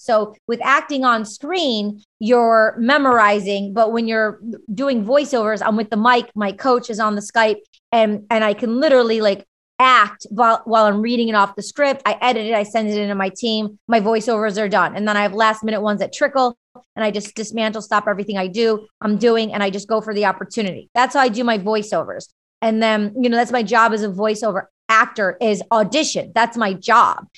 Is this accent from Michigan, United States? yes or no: yes; Michigan, United States; I grew up in Michigan with a big Greek family